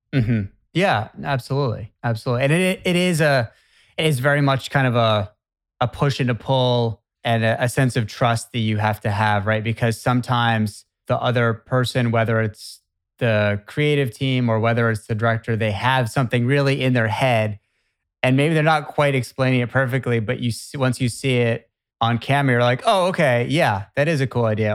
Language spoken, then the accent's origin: English; Boston area, Massachusetts, United States; I'm from the Boston area